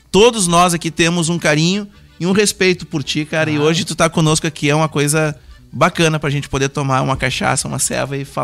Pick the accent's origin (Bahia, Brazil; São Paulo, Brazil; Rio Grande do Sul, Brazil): Rio Grande do Sul, Brazil; Santa Maria; Sou natural de Santa Maria.